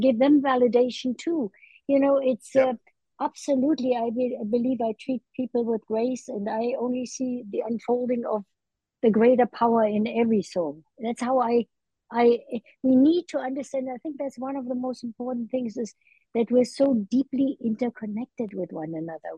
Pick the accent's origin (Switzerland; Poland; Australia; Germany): Germany; Berlin; now in United States; I was in Berlin, a child, 1948